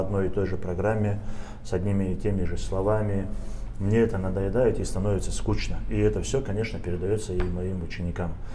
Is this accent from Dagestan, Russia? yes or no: yes; Averyanovka, Dagestan, Russia; moved away as an adult; also born or lived in Moscow; приезжал в Кизлярский район, село Аверяновка, и думал о том, что вот что-нибудь для села этого, для своего родного села я сделаю